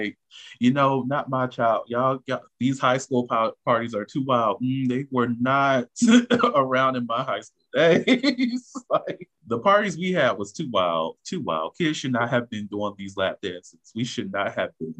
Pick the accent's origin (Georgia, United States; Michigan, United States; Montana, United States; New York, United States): Georgia, United States; Augusta; we are some hoes from Augusta